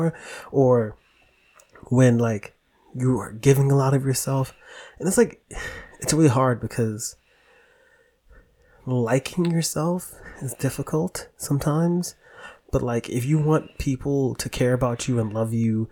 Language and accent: English; New York City, New York, United States; I'm from the Bronx